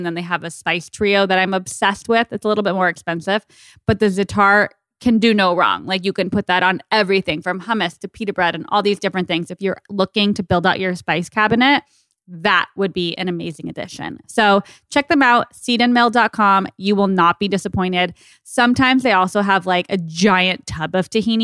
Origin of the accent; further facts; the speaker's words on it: Tucson, Arizona, United States; moved away; I miss Tucson. It's where I grew up